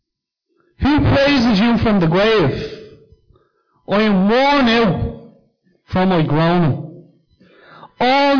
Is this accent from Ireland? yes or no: yes; Dublin, Leinster, Ireland; as a young kid, I grew up in Cundalkin